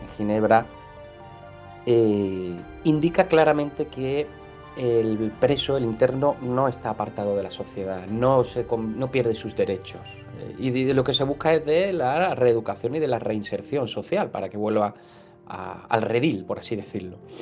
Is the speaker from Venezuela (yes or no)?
no; Málaga, Andalusia, Spain; soy de Málaga, del sur del mundo en primavera, aquí en, del barrio, del Palo